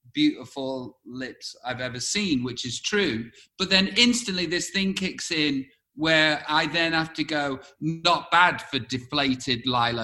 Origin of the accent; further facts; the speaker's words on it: England, United Kingdom; As English people, we do that.